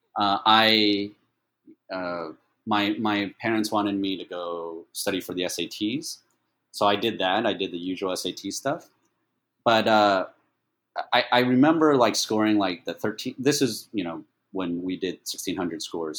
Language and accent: English; Dallas, Texas, United States; English is a second language; moved away as an adult; also born or lived in Taiwan / Atlanta, Georgia / Austin, Texas / Italy; now in Taipei, Taiwan; I grew up in Dallas, Fort Worth